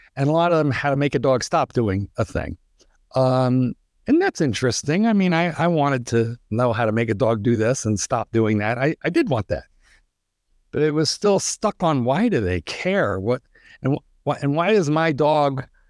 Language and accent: English; East Coast, United States; also born or lived in Chicago suburbs, Illinois; now in Chicago, United States; I'm an East Coaster, although I have been in, uh, training dogs now in the Chicago suburbs for 100 years but I was born and raised on the East Coast